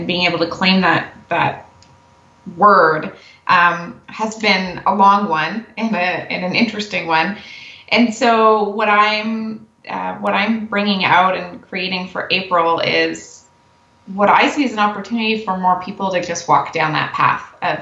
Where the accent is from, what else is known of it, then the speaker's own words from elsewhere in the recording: Canada; we're Canadian